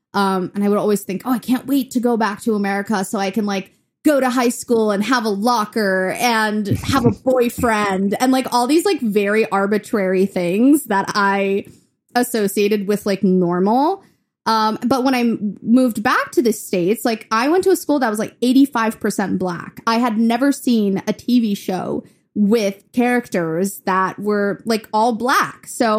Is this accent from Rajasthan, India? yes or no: no; Chennai, Tamil Nadu, India; now in Memphis, United States; So that's when we moved from India to Memphis, and I was in Chennai, India, which is in the south.